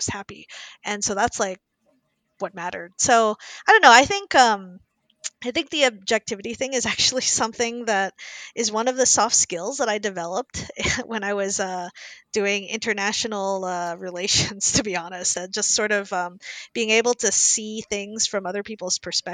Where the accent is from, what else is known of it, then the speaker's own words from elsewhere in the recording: Indianapolis, Indiana, United States; moved away; I grew up in Indianapolis, Indiana, in the 80s and 90s